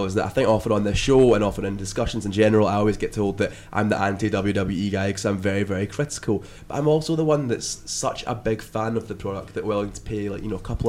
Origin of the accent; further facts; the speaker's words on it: United Kingdom; as a British fan, you're not used to seeing people that you've been watching locally get that far